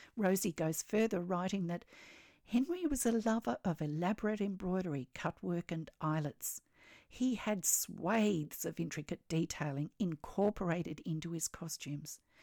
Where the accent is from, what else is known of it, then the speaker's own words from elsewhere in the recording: Australia; I'm an Australian textile artist